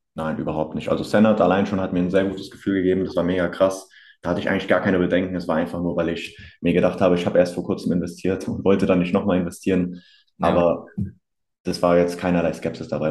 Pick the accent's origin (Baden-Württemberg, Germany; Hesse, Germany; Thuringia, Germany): Hesse, Germany; near Hanau; komme aus der Nähe von Hanau